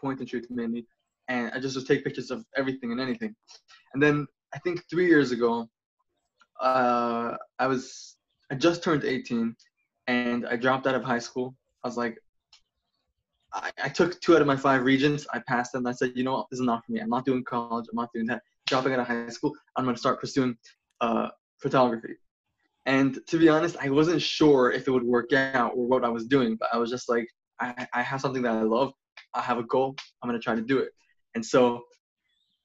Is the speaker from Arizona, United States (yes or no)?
no; New York City, New York, United States; moved away as an adult; now in Southern California, United States; I was born and raised in Brooklyn, New York, and I moved out to Southern California March 1st.